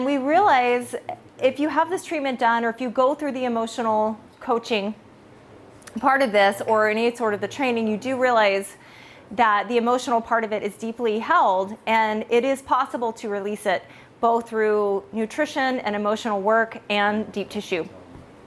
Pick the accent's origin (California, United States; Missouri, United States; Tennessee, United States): California, United States; I am from California.